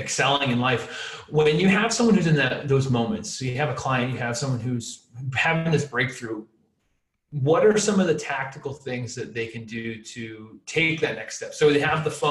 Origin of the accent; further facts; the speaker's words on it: New Hampshire, United States; now in Los Angeles, United States; I grew up in New Hampshire, and now I live in Los Angeles, California